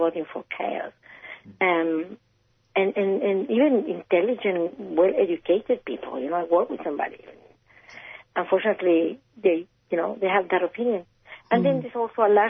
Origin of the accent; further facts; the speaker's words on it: Chile; now in Australia; I'm not Colombian, I'm Chilean